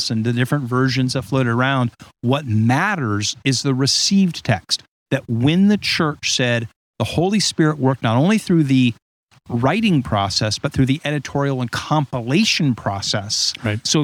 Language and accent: English; Huntington Beach, California, United States; my accent was shaped by growing up and being, you know, like a surfer in Huntington Beach, which I I right. point out to Ed.